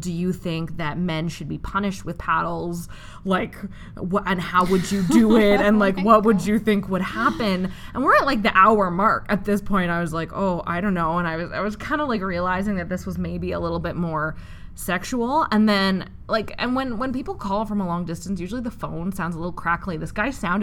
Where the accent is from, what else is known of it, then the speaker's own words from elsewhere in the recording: Western Canada, Canada; I'm from Western Canada.